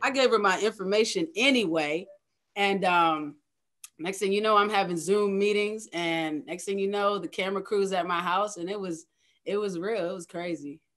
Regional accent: Middlesex County, Virginia, United States; moved away as an adult; also born or lived in Hampton Roads (757), Virginia; now in Hampton Roads, United States; I'm originally from Middlesex County, Virginia, which is a small rural town in Virginia country.

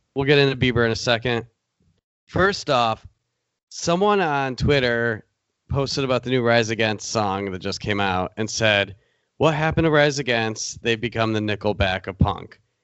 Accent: Michigan, United States; we're from Michigan

